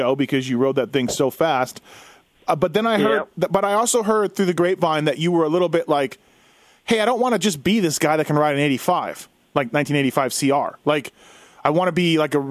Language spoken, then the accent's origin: English; Manitoba, Canada; I'm from Manitoba, grew up, born and raised